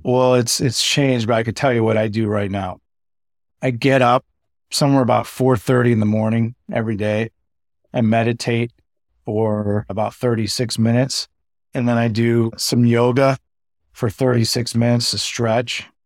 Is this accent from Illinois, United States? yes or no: yes; Chicago, Illinois, United States; I'm from Chicago, born and raised